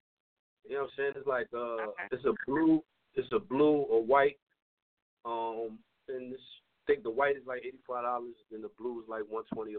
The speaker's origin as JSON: {"language": "English", "area": "Bucks County area", "region": "Pennsylvania", "country": "United States"}